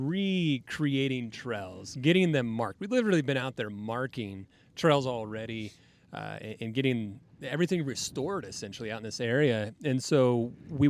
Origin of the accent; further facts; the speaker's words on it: Oklahoma, United States; also born or lived in Boulder, Colorado; now in Idaho Falls, United States; I'm from Oklahoma